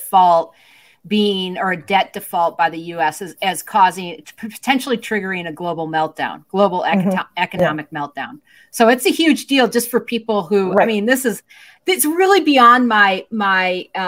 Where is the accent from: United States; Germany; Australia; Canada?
United States; Midwest; I'm a Midwesterner